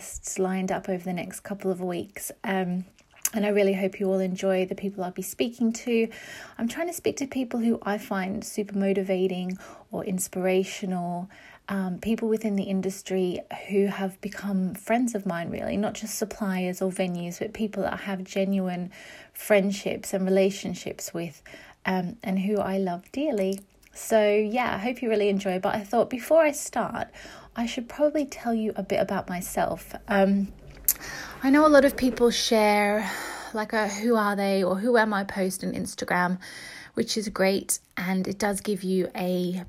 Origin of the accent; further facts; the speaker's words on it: Brisbane, Queensland, Australia; moved away as an adult; also born or lived in England; now in London, United Kingdom; I'm English. So I was born in England, but I just grew up in Australia.